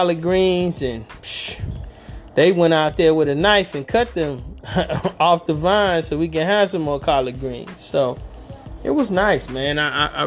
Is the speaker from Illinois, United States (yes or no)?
no; Detroit, Michigan, United States; moved away; I'm born and raised in Detroit